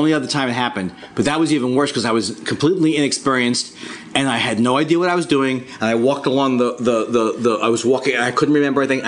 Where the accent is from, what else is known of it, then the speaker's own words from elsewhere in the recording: New York, United States; moved away as an adult; also born or lived in California; I was from New York, went out to California, then I come back to New York